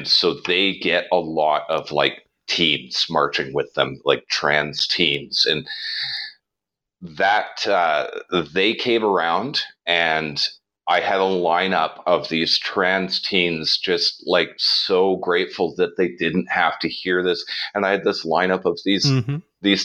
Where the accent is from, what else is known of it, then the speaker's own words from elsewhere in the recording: Hamilton, Ontario, Canada; moved away as an adult; I was born and raised in Hamilton. And I left there when I was about 21